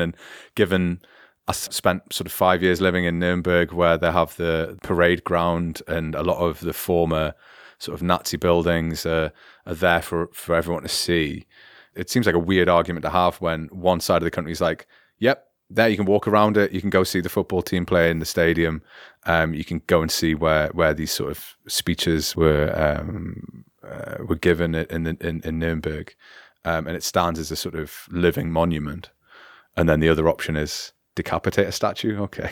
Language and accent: English; United Kingdom; now in Germany; as a British person reading history